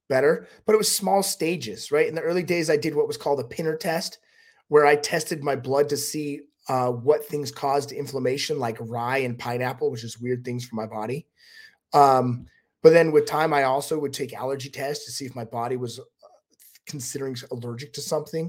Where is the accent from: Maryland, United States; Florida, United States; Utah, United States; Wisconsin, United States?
Utah, United States; I'm from Utah